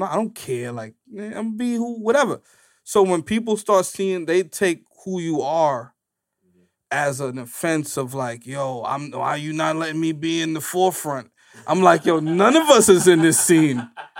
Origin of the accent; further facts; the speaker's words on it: Bronx, New York, United States; I'm not saying I'm the funniest from the Bronx, but I'm just saying, like, you know, I can act